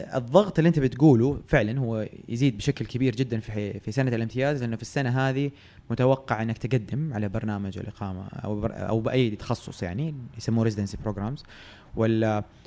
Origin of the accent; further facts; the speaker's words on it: Jeddah, Makkah Province, Saudi Arabia; moved away as an adult; now in Riyadh, Saudi Arabia; أنا من أهل جدة يعني تولدت وتربيت في جدة